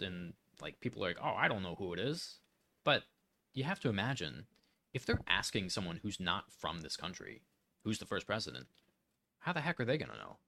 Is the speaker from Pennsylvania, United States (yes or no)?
yes; Pennsylvania, United States; I'm from Pennsylvania